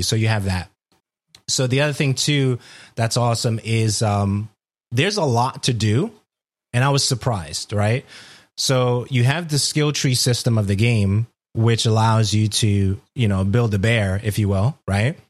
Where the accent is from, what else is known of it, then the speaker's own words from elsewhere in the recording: New York City, New York, United States; I'm from Brooklyn.